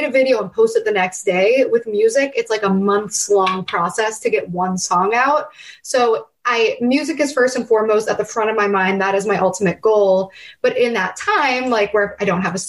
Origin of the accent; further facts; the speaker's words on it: New Castle, Pennsylvania, United States; growing up in Newcastle, Pennsylvania